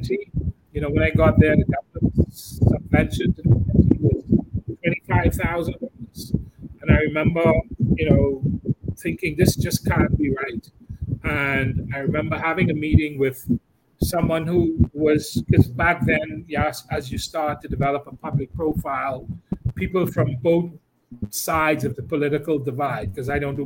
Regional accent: Central Eleuthera, Bahamas; I spend a lot of time there. It's in my hometown

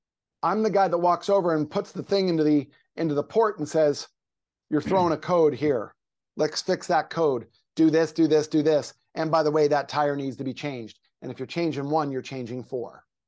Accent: Pennsylvania, United States; Well, I am from Pennsylvania. So yeah, that might be 2-3 days a week, but I'm living in Southern California now.

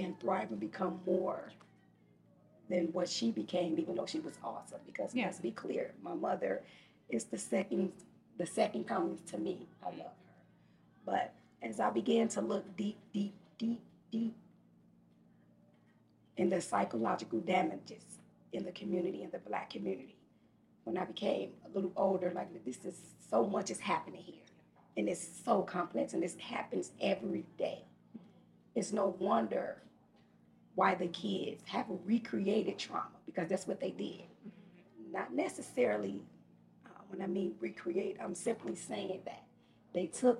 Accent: Chicago, Illinois, United States; I really had a really horrible experiences growing up in Chicago

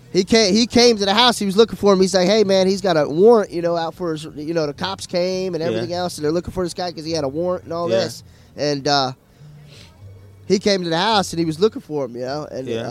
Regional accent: Melbourne, Florida, United States; also born or lived in Tennessee; Melbourne, Florida.

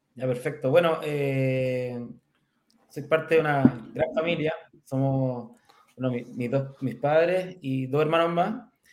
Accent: Curicó, Maule, Chile; curicano, así que somos, somos de región. Eh, yo nací en Curicó ya el año 75

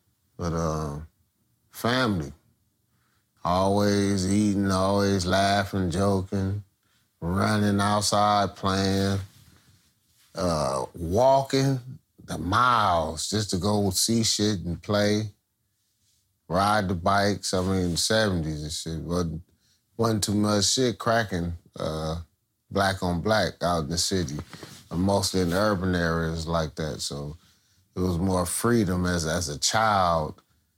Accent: Compton, California, United States; also born or lived in Lynwood, California; But I was born in Linwood, raised in Compton all my life. So born in Linwood is just like born in Compton.

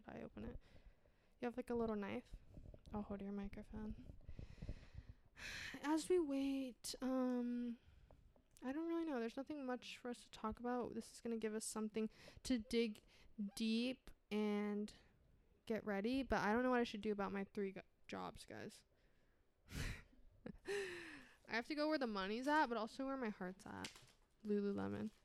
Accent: North Carolina, United States; I'm from North Carolina. We just say yes, sir, yes, ma'am to everything.

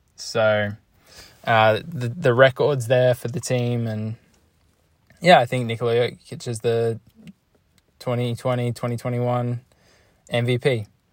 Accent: Australia; I'm Australian

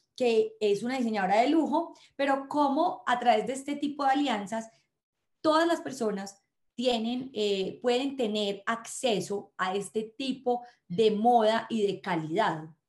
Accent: Colombia

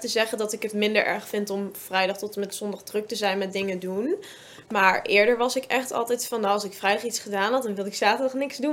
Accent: Zevenaar, Gelderland, Netherlands; ik kom uit Zevenaar

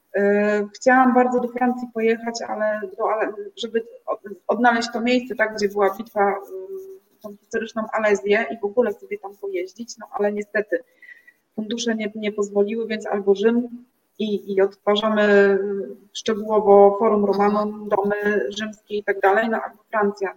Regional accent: Gdynia, Pomeranian Voivodeship, Poland; also born or lived in Gdańsk; now in Rumia, Poland; jestem mieszkanką Rumi, e, aczkolwiek pochodzę z Gdyni, więc z pięknego Trójmiasta

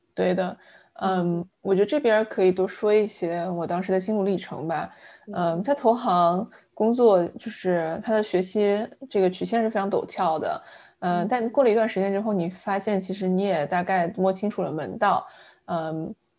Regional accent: Fujian, China; also born or lived in Anhui / Hong Kong; now in San Francisco Bay Area, United States; 我是一个安徽出生，呃，福建长大的，呃，算南方人吧，呃嗯。 然后我，因为在香港住的时间比较长，香港也算我是第二个家了

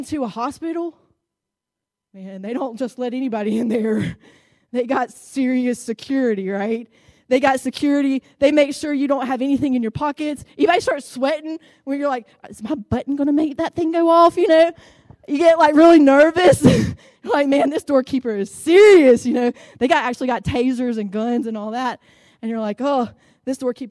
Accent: Fort Deposit, Alabama, United States; also born or lived in Montgomery, Alabama; now in Greenville, United States; when I was growing up in Fort Deposit, in the country, out in the country

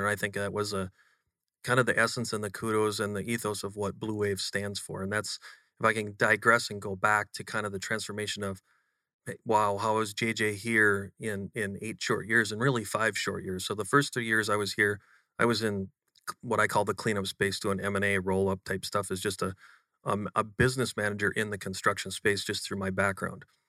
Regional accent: Western Wisconsin, United States; moved away as an adult; now in Austin, United States; grown up in a very humble part of uh, Western Wisconsin, just just east of Minneapolis, um, 2,000 people

